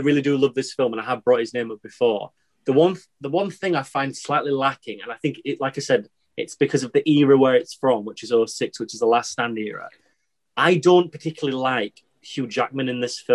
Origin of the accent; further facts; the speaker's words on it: Yorkshire and the Humber, United Kingdom; I'm from Yorkshire